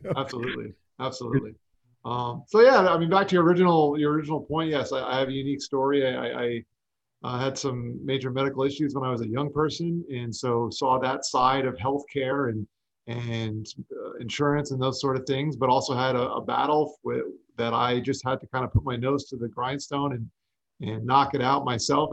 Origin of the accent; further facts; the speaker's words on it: South Florida, United States; also born or lived in New York; I grew up in South Florida for the most part. I was actually born in New York, but moved down to South Florida when I was young and lived in the melting pot that is Fort Lauderdale, Miami area.